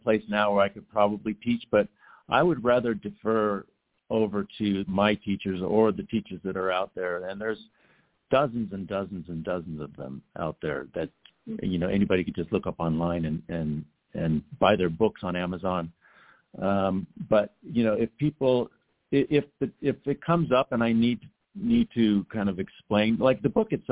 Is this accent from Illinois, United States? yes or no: no; Los Angeles, California, United States; growing up in Los Angeles